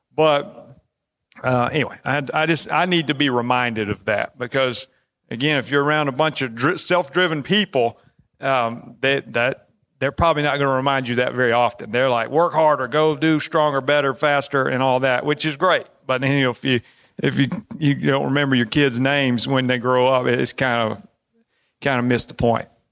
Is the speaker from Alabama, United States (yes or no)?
yes; Alabama, United States; I'm from Alabama.